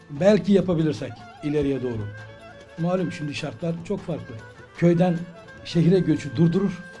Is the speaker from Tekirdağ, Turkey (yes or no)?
yes; Yörük Köyü, Tekirdağ, Turkey; now in Tekirdağ, Turkey; Yörük köylüyüm. Bu köyde doğdum